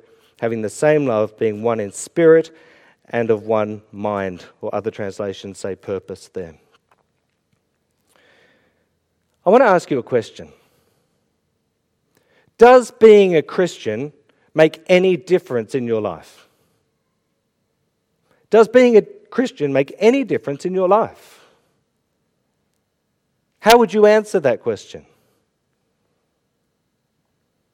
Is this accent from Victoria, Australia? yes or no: yes; Melbourne, Victoria, Australia; moved away as an adult; now in Ireland; I'm from Melbourne and it was all AFL and cricket. I moved to Ireland